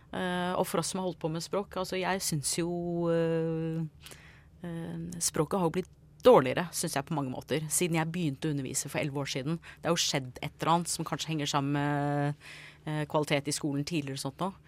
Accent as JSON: {"language": "Norwegian", "country": "United States", "tie": "born or raised there", "second_language": "Norwegian", "moved": "yes", "lives_now": "Norway", "said": "jeg ble født og oppvokst i USA. Så jeg kom til Norge for en del år siden"}